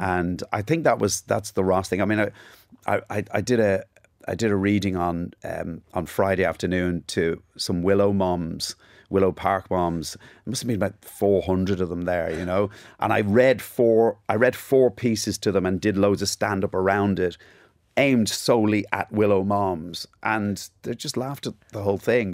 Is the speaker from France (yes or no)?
no; Ballybrack, Leinster, Ireland; accent: Cockney; also born or lived in England; We moved to Ireland in nineteen seventy-nine